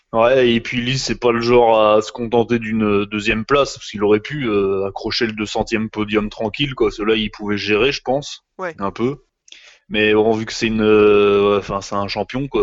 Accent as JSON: {"language": "French", "country": "France", "said": "chez nous, en France"}